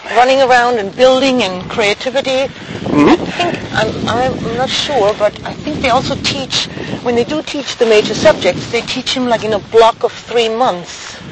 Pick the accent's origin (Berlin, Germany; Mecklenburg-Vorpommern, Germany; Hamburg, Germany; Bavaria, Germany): Bavaria, Germany; Schweinfurt; in my hometown actually, I mean, I grew up with American military as well, because we had two camps in my hometown, Schweinfurt